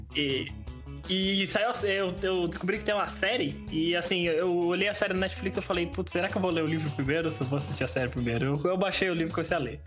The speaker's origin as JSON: {"language": "Portuguese", "country": "Brazil", "said": "eu sou brasileiro mesmo"}